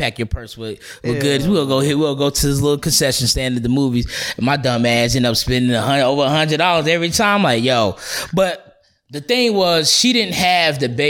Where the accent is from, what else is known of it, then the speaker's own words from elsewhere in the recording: Charlotte, North Carolina, United States; I'm from Charlotte